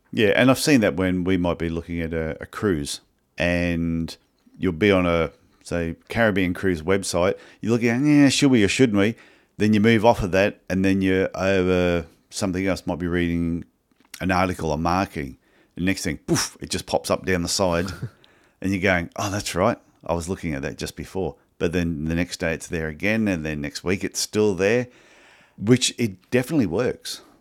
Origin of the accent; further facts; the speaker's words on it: Cairns, Queensland, Australia; I'm from Cairns, Queensland